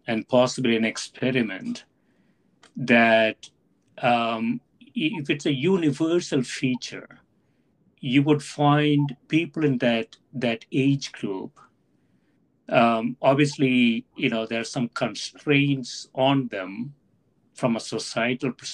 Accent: South India, India; moved away; I grew up in South India

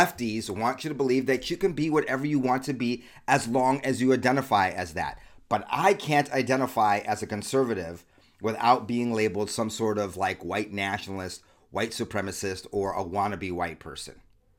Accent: California, United States; I grew up in Southern California, like one of the most deviant, crazy places in the world.

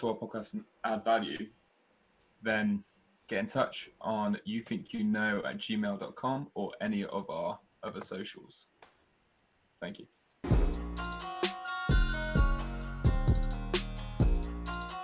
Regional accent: Shropshire, West Midlands, United Kingdom; I'm from Shropshire

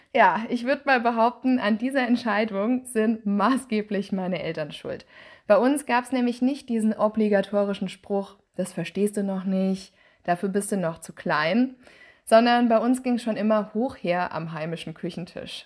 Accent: Ober-Mörlen, Hesse, Germany; moved away as an adult; also born or lived in Mannheim / Nürnberg / Freiburg; Ich bin in Obermölln aufgewachsen

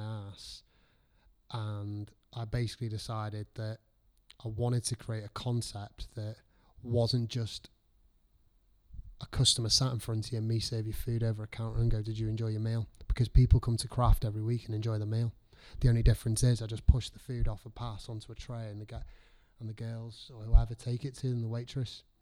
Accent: Liverpool, North West England, United Kingdom; moved away; also born or lived in North Wales / Chester; I'm from Liverpool.

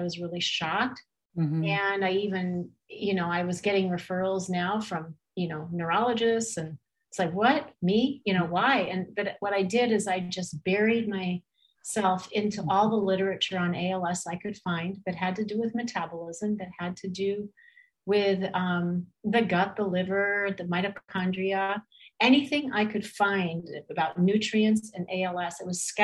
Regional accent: California, United States; I grew up in California

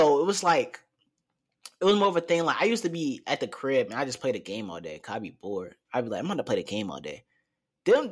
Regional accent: Newport News, Virginia, United States; life growing up in Newport News, it's fun

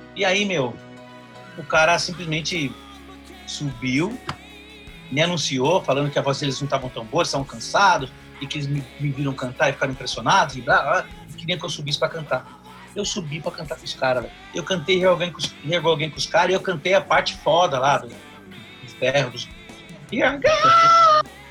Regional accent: Brazil; eu sou do Brasil

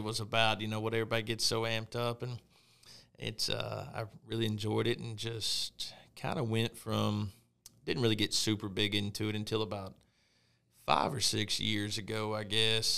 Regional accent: Pine Bluff, Arkansas, United States; I was born and raised in Arkansas, uh, in Pine Bluff, actually, kinda South Central.

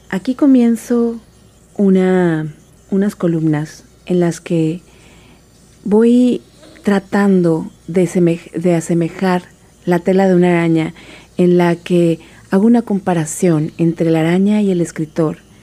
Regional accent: Tabasco, Mexico; moved away as an adult; also born or lived in Mexico City; nací en la Ciudad de México y mi madre es tabasqueña, así que nos fuimos a vivir a Tabasco cuando yo era muy chiquita, de manera que soy tabasqueña

